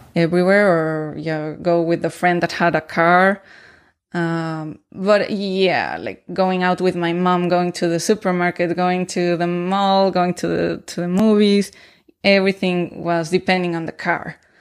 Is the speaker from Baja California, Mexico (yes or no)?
no; Mexico City, Mexico; moved away as an adult; also born or lived in Toronto; now in Bremen, Germany; I grew up in the south part of the city in a well in a gated community uh, next to El Bosque de Tlalpan.